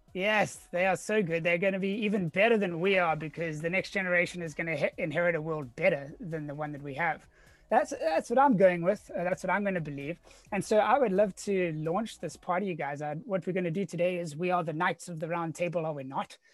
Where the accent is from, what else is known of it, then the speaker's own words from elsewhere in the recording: Cape Town, Western Cape, South Africa; now in San Diego, United States; born and raised in Cape Town, South Africa, now living in sunny San Diego, California